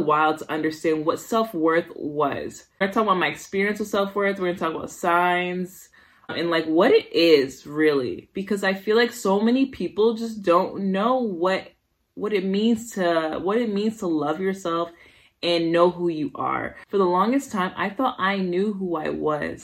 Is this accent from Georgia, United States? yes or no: no; Somerville, Massachusetts, United States; also born or lived in Brooklyn, New York / Haiti (parents); I was raised in Somerville, Massachusetts.